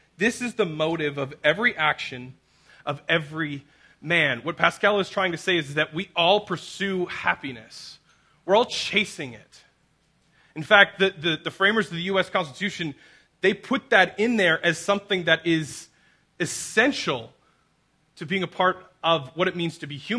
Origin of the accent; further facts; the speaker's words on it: Abbotsford, British Columbia, Canada; I grew up and born and raised in Abbotsford